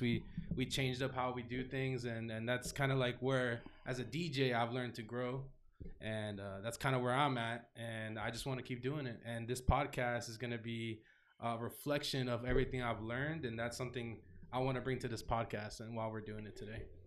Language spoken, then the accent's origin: English; Davie, Florida, United States; also born or lived in Tallahassee / Orlando / Miami; I'm from Davie, born and raised Florida.